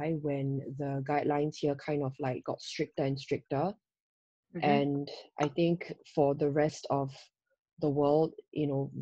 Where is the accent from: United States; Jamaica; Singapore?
Singapore; moved away as an adult; now in Hong Kong; as a Singaporean